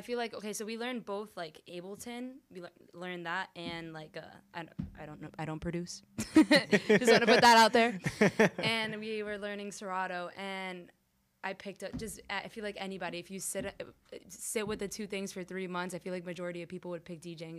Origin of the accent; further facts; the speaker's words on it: Miami, Florida, United States; Like, this is where I came from. Like, I'm from Miami.